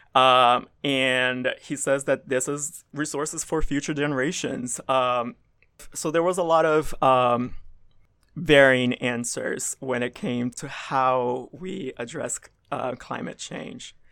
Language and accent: English; the South, United States; I grew up in the South, um, I grew up in a very conservative environment